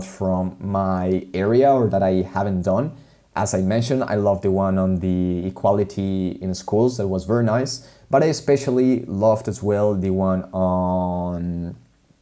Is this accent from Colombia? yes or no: yes; Colombia; moved away; my home country